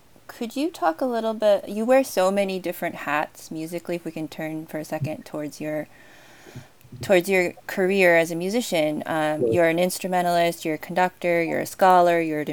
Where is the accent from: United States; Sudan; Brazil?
United States; I'm American born